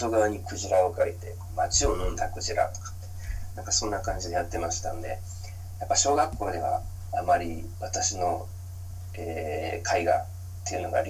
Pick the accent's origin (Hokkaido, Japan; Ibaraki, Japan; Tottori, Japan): Tottori, Japan; Yazu District; moved away; also born or lived in Toyonaka, Osaka / Nishinomiya, Hyogo / Kyoto; 鳥取市まで、まあ、電車で行くような感じのところでして、えー、そこに小学校からました。幼稚園までは西宮にいまして、小中高とあの鳥取で過ごしてました。